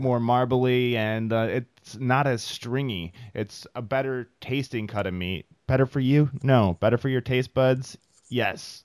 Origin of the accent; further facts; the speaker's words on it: Midwest, United States; now in Bay Area, California, United States; I'm from the Midwest